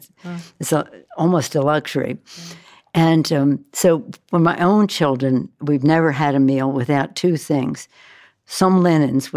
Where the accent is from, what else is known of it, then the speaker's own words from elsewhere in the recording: Baltimore, Maryland, United States; I was born and raised in Baltimore